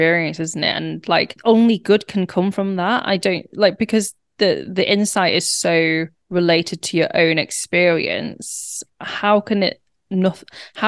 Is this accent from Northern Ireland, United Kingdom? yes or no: no; Warrington, North West England, United Kingdom; now in Manchester, United Kingdom; I grew up in Warrington, which is about 30 minutes from Manchester.